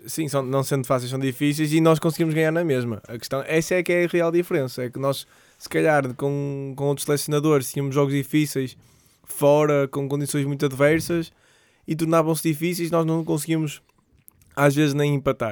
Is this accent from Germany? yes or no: no; Portugal; sendo português